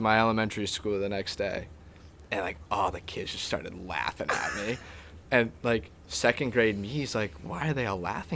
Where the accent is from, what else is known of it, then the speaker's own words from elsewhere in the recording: North Attleboro, Massachusetts, United States; I'm from North Attleboro, which is like border of Rhode Island